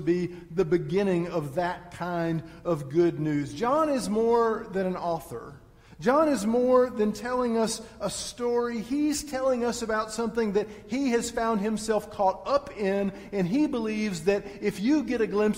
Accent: Texas, United States; moved away; I am from Texas

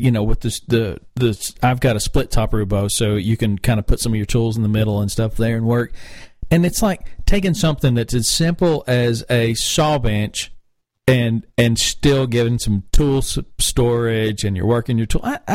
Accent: North Carolina, United States; now in Atlanta, United States; I love Winston-Salem because that's my home state

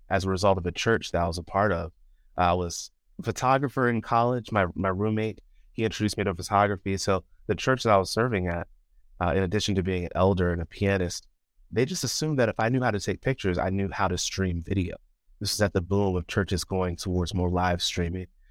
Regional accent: Chesapeake Beach, Maryland, United States; moved away as an adult; also born or lived in College Park, Maryland; now in near Washington, D.C., United States; I am originally from Chesapeake Beach, Maryland. It's a fairly rural area. Um, I, I don't think it's the most rural, but it's definitely not suburban. Um, grew up there all my life

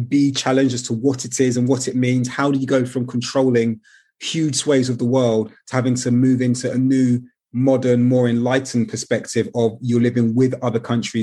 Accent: London, United Kingdom; I was born in London. I was born in Brixton. 1982 is my vintage. So that means that I came of age in a community

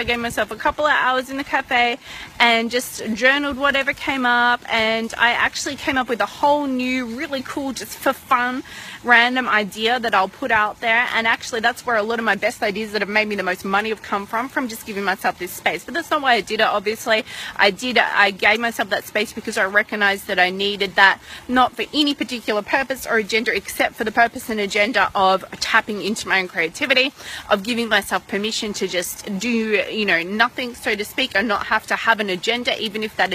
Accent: Melbourne, Victoria, Australia; moved away; back in Melbourne, when my hometown, when I was living there

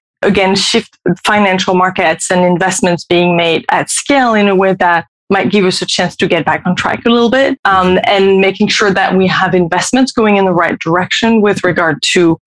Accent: France; moved away as an adult; also born or lived in California, United States; now in Paris, France; I am French. I've been living in the US, primarily in California for the past 15 years, but we've just resettled in France for a year.

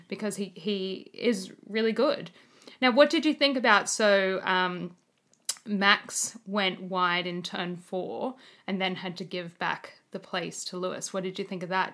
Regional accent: Australia; as an Australian

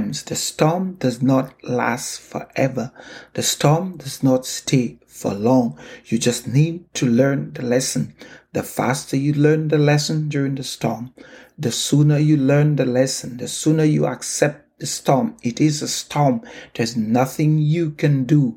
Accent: St. Lucia; moved away as an adult; now in Canada; I remember sitting in the balcony at home growing up in St. Lucia

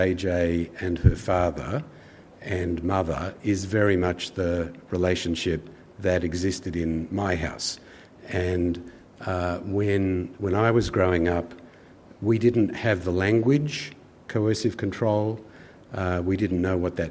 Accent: Kings Cross, New South Wales, Australia; I grew up in King's Cross. My parents were kind of refugee immigrants from war-torn Europe, and we lived in a little flat in King's Cross

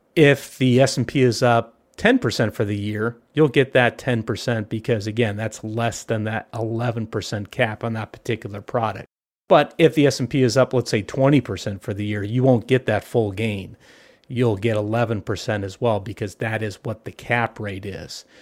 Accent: Southern California, United States; I grew up here in Southern California.

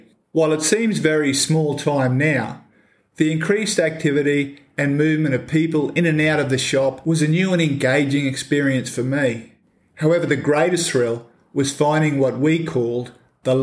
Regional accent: Edmonton, Queensland, Australia; living behind a petrol station was probably not the safest place to grow up

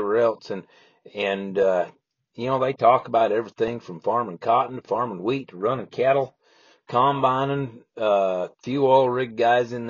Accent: Idaho, United States; now in Texas/Oklahoma area, United States; I'm from Idaho. I'm from the mountains

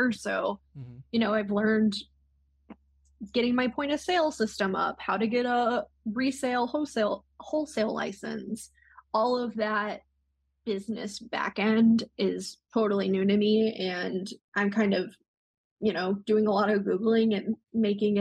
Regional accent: Yuma, Arizona, United States; moved away; also born or lived in Portland, Oregon; we recently relocated to Yuma, Arizona, which is my hometown

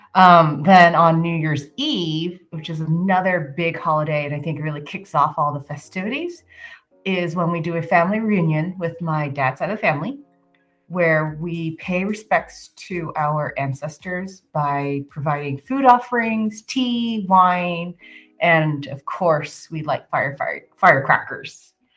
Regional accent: San Francisco, California, United States; moved away; growing up in San Francisco

